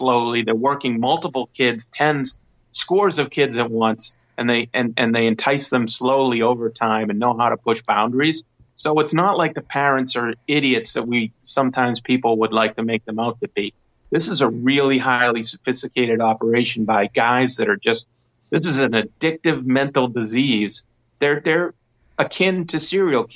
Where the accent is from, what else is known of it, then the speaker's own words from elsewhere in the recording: United States; I'm an American first